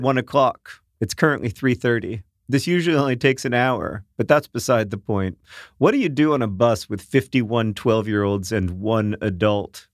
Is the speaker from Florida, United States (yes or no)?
yes; Florida, United States; When I was a kid growing up in Florida